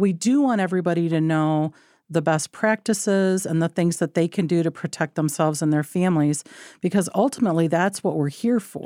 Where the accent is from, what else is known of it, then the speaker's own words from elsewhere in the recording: Michigan, United States; I was born in Michigan, grew up in Michigan, uh, came from rural Michigan